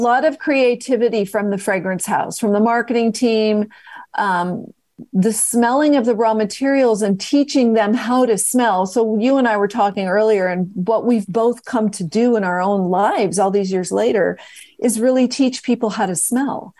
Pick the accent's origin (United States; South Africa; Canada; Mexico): United States; West Coast; moved away; also born or lived in New York City; back to the West Coast, 'cause that's where I was born, as you know, I'm from the West Coast